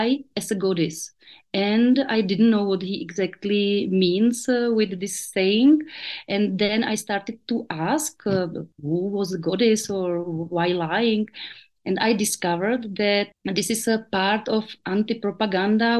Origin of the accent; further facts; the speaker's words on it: Brno, South Moravian Region, Czechia; English is a second language; I come from South Moravia, which is known in my country like very traditional region where people are close to folklore and nature. And after my parents divorced, I went with my mother to the town and then for my studies to the city